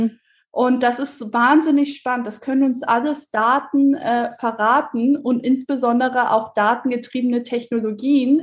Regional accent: Hamburg, Germany; moved away as an adult; also born or lived in Berlin; weil ich selber gebürtige Hamburgerin bin

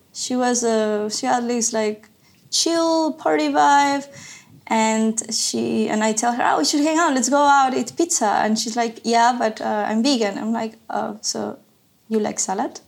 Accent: Ecuador; moved away as an adult; also born or lived in Savannah, Georgia, United States / New York City, United States; now in Berlin, Germany; I'm from Ecuador originally. I left Ecuador in 2011. I grew up there

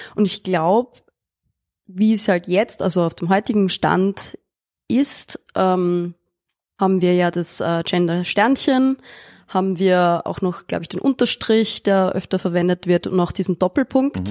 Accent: Austria; born or raised there

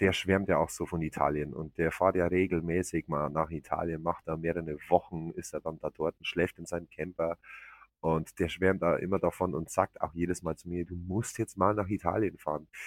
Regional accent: Germany; bei uns in Deutschland

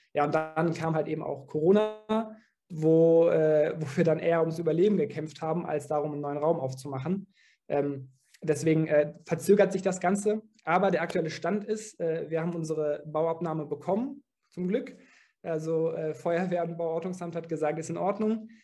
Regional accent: Dortmund, North Rhine-Westphalia, Germany; wir sind alle in Dortmund geboren, wir sind hier aufgewachsen

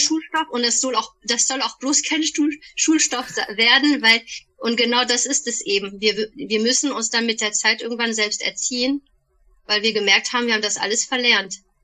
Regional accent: Bonn, North Rhine-Westphalia, Germany; moved away as an adult; also born or lived in Paris; now in Waldbreitbach, Germany; Bonnerin ursprünglich, in Bonn geboren, aufgewachsen

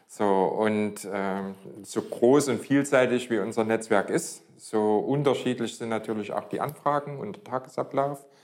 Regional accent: Leipzig, Saxony, Germany; Äh, bin gebürtiger Leipziger und ja, seit 1990 selbstständig

